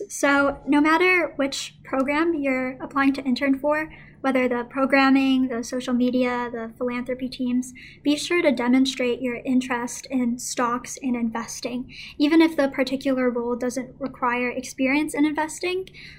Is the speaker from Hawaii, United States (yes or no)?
yes; Hawaii, United States; now in Alexandria, United States; I'm working from Alexandria, Virginia, where Motley Fool HQ is, but I'm actually from Hawaii